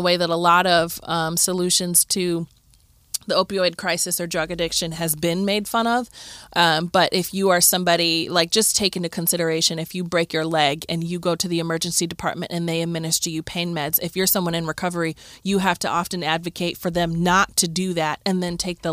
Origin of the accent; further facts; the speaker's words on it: Cleveland, Ohio, United States; I grew up in Cleveland